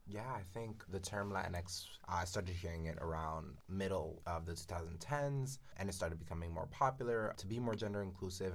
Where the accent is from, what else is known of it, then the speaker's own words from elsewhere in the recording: New York, United States; I am from New York as well